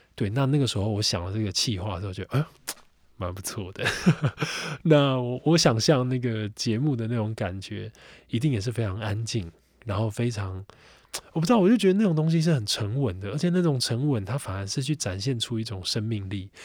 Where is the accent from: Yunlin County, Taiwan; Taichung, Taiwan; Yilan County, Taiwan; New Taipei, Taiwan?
New Taipei, Taiwan; Xinzhuang; 我在新庄长大，那我对新庄好比说南京庄，好比说新庄老街这边，此有功，等等